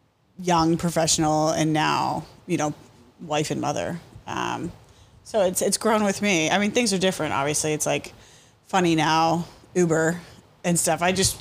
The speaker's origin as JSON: {"language": "English", "town": "Somerset", "region": "Pennsylvania", "country": "United States", "tie": "born or raised there", "also_born_or_lived": "South Side, Pittsburgh, Pennsylvania", "moved": "as an adult", "lives_now": "Pittsburgh, United States", "said": "No, I grew up in Somerset, Pennsylvania, and then went to Duquesne University."}